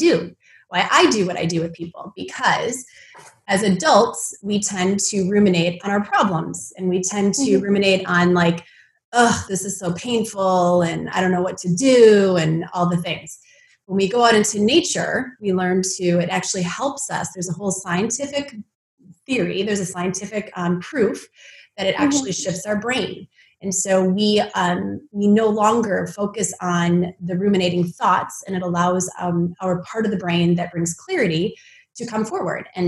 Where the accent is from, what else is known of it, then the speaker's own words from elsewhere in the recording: Midwest, United States; I grew up in the Midwest where it snowed